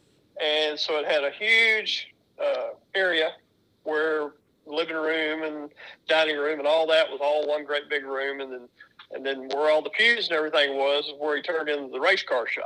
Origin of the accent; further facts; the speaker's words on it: Bartlett, Tennessee, United States; I'm Bartlett, Tennessee, actually. But I've lived here in the Memphis area my whole life.